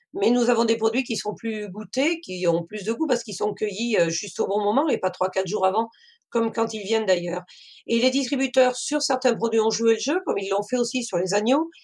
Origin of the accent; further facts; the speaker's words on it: Cantal, Auvergne-Rhône-Alpes, France; moved away as an adult; now in Maine-et-Loire, France; Je suis originaire du Cantal, mais j'ai suivi mon mari dans le Maine-et-Loire